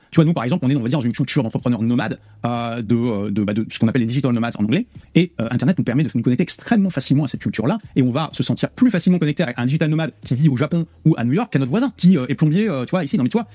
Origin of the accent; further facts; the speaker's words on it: the Nord, Hauts-de-France, France; je viens du, du Nord, euh, mes grands-parents parlaient le ch'ti